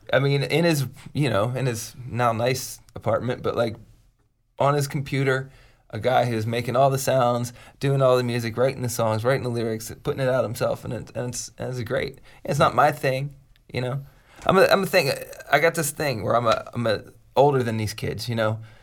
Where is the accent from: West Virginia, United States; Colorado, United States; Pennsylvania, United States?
Pennsylvania, United States; Pittsburgh; moved away; I'm from Pittsburgh originally